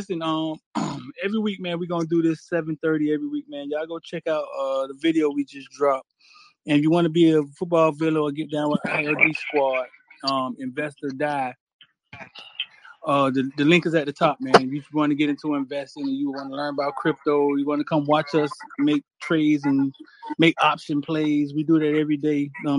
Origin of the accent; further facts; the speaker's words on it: Miami, Florida, United States; I grew up in the Orange Bowl neighborhood.